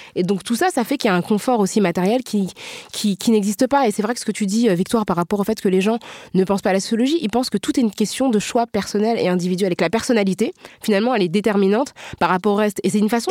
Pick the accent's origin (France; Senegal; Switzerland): France; on est toutes françaises